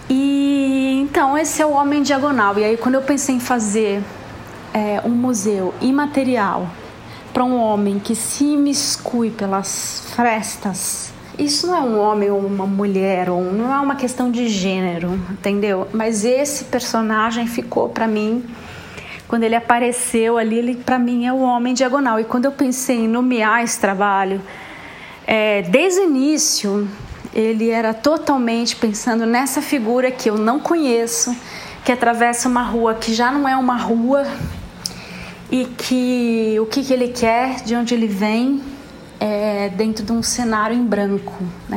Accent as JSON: {"language": "Portuguese", "town": "Ribeirão Preto", "region": "São Paulo", "country": "Brazil", "tie": "born or raised there", "also_born_or_lived": "Rio de Janeiro", "lives_now": "São Paulo, Brazil", "said": "Eu sou paulista, nascida em Ribeirão Preto em 71 e atualmente estou em São Paulo."}